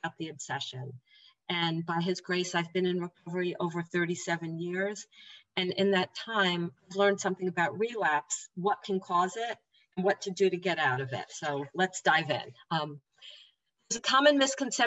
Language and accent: English; New Jersey, United States; I'm from New Jersey.